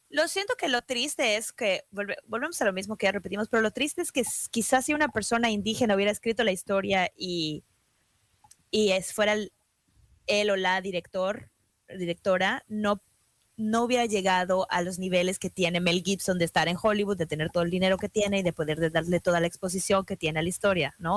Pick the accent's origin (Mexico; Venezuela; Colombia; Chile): Mexico; yo como mexicana